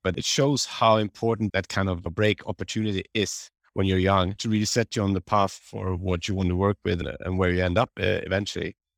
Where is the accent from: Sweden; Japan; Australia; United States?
Sweden; Solna, Stockholm County; I grew up just outside Stockholm in a place called Solna